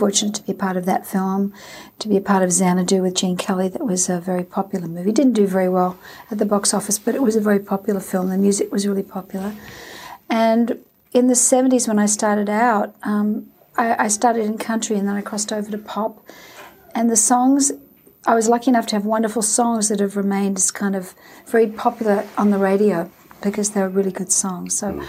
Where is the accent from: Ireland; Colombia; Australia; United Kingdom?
Australia; But singing at the Olympic Games in Australia, my home country, was quite an amazing experience and one I'll never forget.